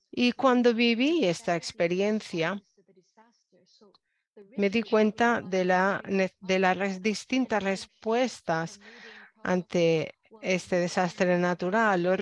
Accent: Philippines; Spanish is a second language; Yo crecí en Filipinas y el tema del cambio climático no era fácil, pero ahora veo cómo suben los niveles del mar

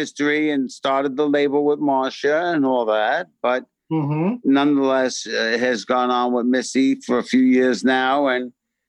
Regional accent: New York City, New York, United States; I'm from the Bronx.

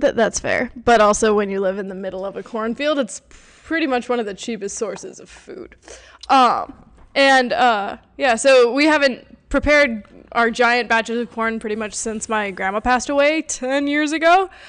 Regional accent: Montevideo, Minnesota, United States; I grew up in Montevideo, Minnesota

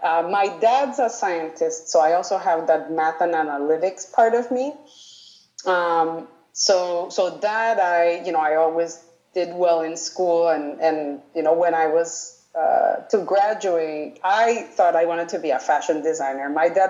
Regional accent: Colombia; also born or lived in United States / Sweden; Well, I have lived in a lot of countries. I was born in the U.S. I grew up in Colombia, and I lived in Sweden.

